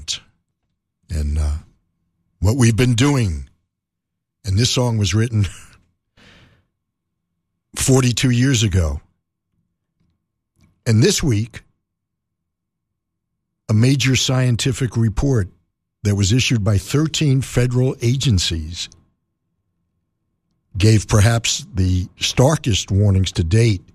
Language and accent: English; New York City, New York, United States; Growing up in New York City